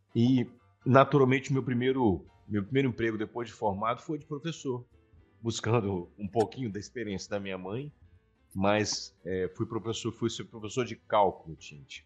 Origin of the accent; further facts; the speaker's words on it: Vila Velha, Espírito Santo, Brazil; also born or lived in Vitória; Eu sou nascido em Vitória, mas criado na cidade de Vila Velha